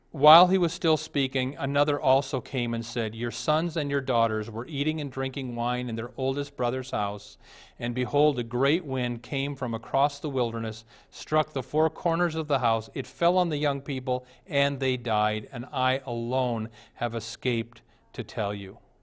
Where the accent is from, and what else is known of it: United States